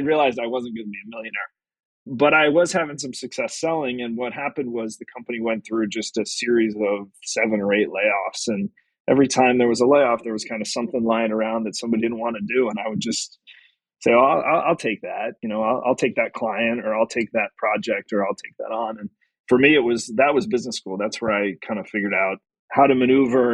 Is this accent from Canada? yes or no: no; Brookfield, Connecticut, United States; I grew up in Brookfield, Connecticut